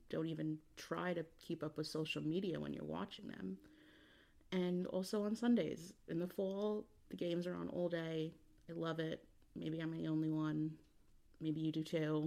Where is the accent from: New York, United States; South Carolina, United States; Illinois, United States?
New York, United States; I'm from New York